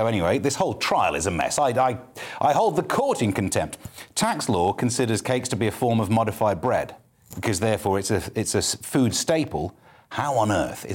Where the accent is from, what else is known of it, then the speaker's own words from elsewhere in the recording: East Midlands, United Kingdom; I'm from the East Midlands, but went to university in the West Midlands.